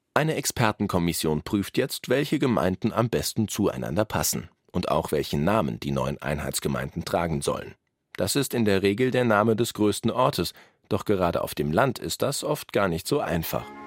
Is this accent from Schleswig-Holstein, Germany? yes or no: no; Saarbrücken, Saarland, Germany; Wir sind ganz klar Duttweilerer.